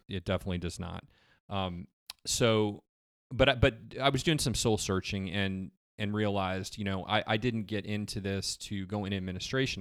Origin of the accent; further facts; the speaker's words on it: Geneva, Illinois, United States; moved away as an adult; also born or lived in Michigan; now in Summerville, United States; I grew up in Illinois, in a little town in Illinois called Geneva